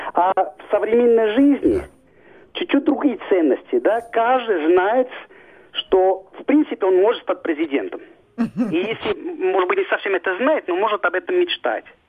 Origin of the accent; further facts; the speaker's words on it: Switzerland; moved away as an adult; now in Russia; Я родился в Швейцарии, вырос там